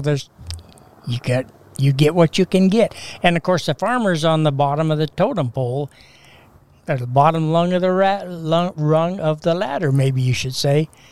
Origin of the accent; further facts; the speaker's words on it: Castle Rock, Washington, United States; We had a junior Grange in Castle Rock at the Sunnyside Grange. And my family has been Grange members